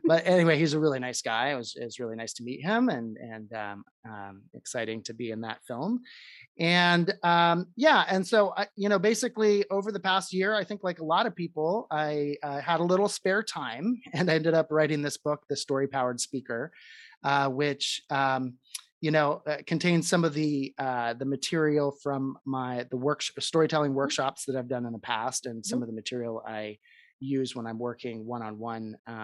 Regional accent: Seattle, Washington, United States; I actually grew up in this area, in the greater Seattle area, and went to elementary and high school here

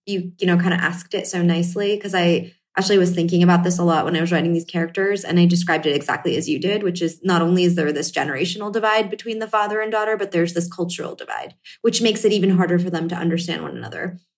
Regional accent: Northeast, United States; based on my own life experiences as an Indian American, having parents who are first generation, growing up in the Northeast in a fairly homogenous town

